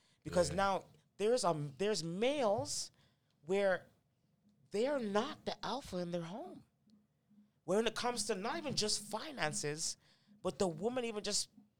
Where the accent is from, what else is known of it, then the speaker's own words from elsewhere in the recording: Toronto, Ontario, Canada; moved away as an adult; also born or lived in Malvern, Scarborough; now in Markham, Canada; I'm growing up in Orton Park, so my dad's not around.